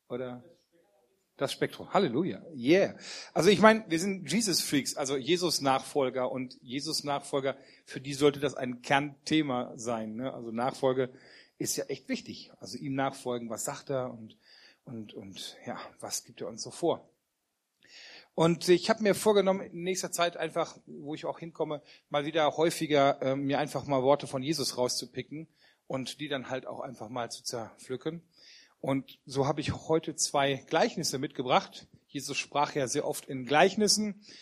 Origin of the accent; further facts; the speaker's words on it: Wermelskirchen, North Rhine-Westphalia, Germany; für die, die mich noch nicht kennen. Ich komme aus Wermelskirchen bei Remscheid und ich freue mich, heute hier sein zu dürfen.